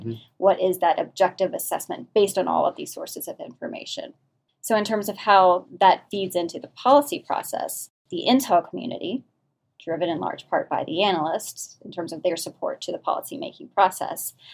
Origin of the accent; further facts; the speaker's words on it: New Orleans, Louisiana, United States; moved away; I grew up in New Orleans, Louisiana, the deep south